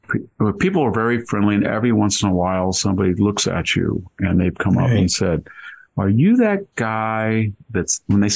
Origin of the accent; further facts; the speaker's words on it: United States; I said, "No, I wasn't. I was born in the United States."